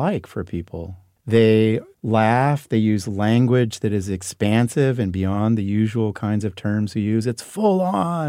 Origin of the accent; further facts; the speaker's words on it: foothills of the Sierras, near Sacramento, California, United States; They moved to the country where it was cheaper. Mm-hmm. And we got an old beat-up Victorian, 5 acres.